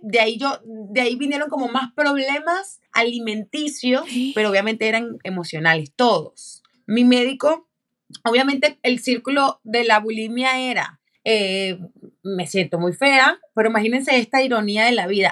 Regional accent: Venezuela; como decimos en Venezuela

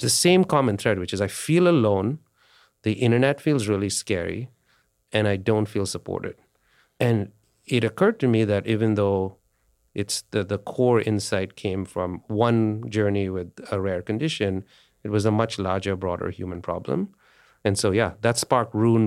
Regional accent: India; India, I grew up in India

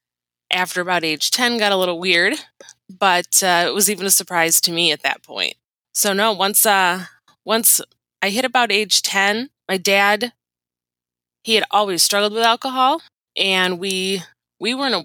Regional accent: Michigan, United States; I grew up in Michigan

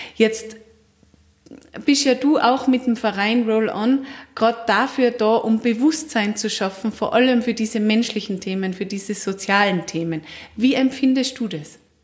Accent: Austria; bei uns in Österreich

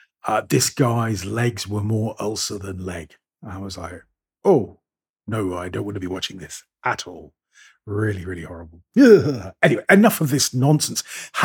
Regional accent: Bristol, South West England, United Kingdom; born there; to Bristol, which is the town of my birth, where I was doing a little bit of work and practicing my old accent, of course.

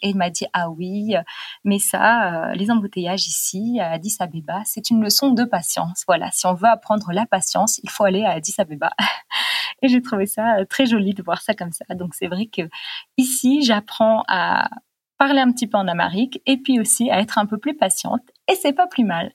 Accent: United States; French is a second language; je suis américain

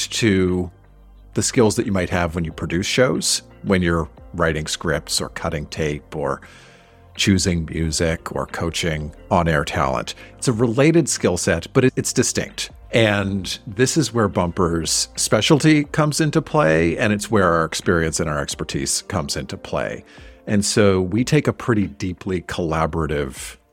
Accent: Halifax, Nova Scotia, Canada; the campus community radio station in my hometown of Halifax, Nova Scotia

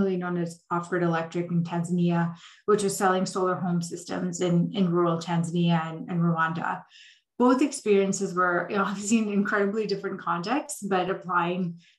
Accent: Delhi, India; moved away as an adult; also born or lived in Dubai, United Arab Emirates / Saudi Arabia / Columbia University, New York; I grew up in India and the Middle East. So I was born in India, lived in Dubai in Saudi Arabia for about half my childhood, and then moved back to Delhi for middle and high school

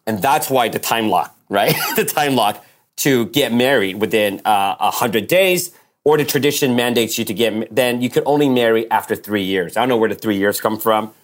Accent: United States; also born or lived in Taipei, Taiwan; I grew up pretty much in the States since I was eight

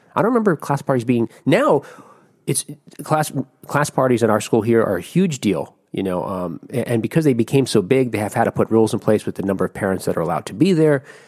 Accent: Jersey City, New Jersey, United States; moved away; in New Jersey, where I grew up in Jersey City, New Jersey

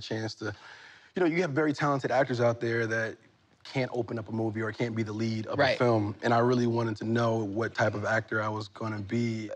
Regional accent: Newark, New Jersey, United States; I'm from Newark, New Jersey

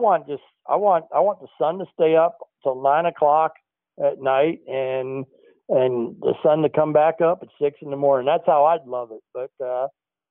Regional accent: Phoenix, Arizona, United States; now in North Carolina, United States; I'm from Phoenix

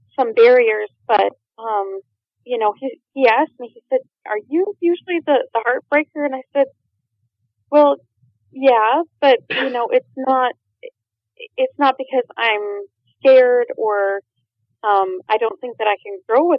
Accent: Minnesota, United States; moved away as an adult; I landed back in my home state after being gone for 20 years

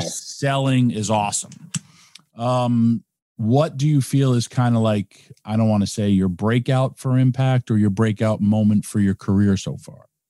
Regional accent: Yonkers, New York, United States; my first ever tryout was in my hometown

